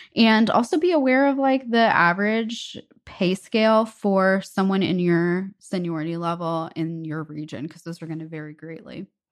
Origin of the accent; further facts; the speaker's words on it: United States; as an American